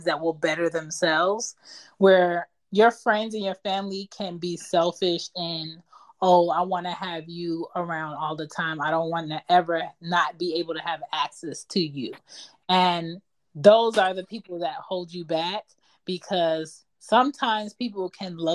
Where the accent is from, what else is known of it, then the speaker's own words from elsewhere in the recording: Philadelphia, Pennsylvania, United States; moved away; I'm from Philly, and Philly is like a stagnant old city